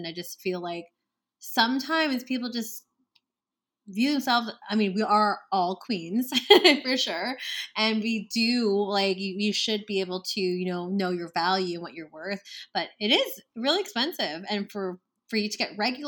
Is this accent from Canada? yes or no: yes; Canada; my fellow Canadians